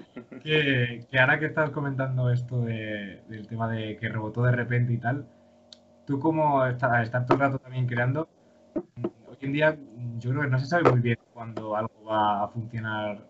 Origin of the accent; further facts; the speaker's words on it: León, Castile and León, Spain; now in Madrid, Spain; yo soy de León